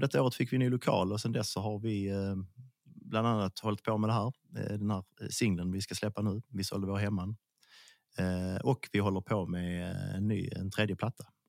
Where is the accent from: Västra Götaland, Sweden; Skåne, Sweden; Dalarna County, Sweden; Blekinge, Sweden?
Skåne, Sweden; accent: Scanian (skånska)